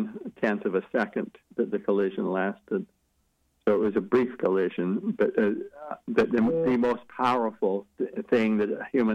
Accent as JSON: {"language": "English", "town": "Logan", "region": "Utah", "country": "United States", "tie": "born or raised there", "said": "teenager growing up in Logan, Utah"}